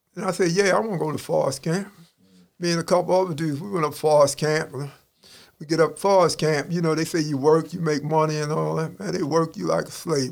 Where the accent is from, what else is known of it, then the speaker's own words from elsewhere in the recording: Baltimore, Maryland, United States; I'm from East Baltimore as a kid, and uh, my people moved to West Baltimore, Park Heights, when I was a boys' village in 1968. But I live in Baltimore all my life.